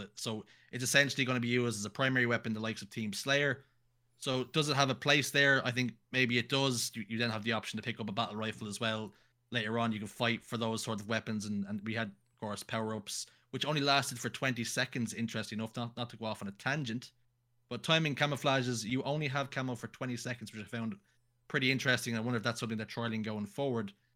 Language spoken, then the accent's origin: English; Ireland; I'm Irish